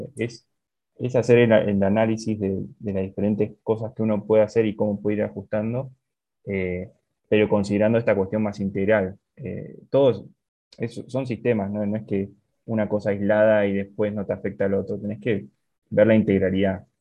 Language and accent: Spanish; Argentina; como argentino